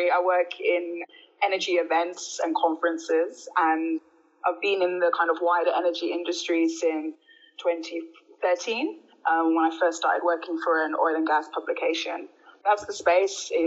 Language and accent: English; Birmingham, West Midlands, United Kingdom; moved away as an adult; also born or lived in Colombia; now in South Africa; Yeah, I, I grew up in Birmingham, born and bred. I spent between the ages of zero and 21 in the UK.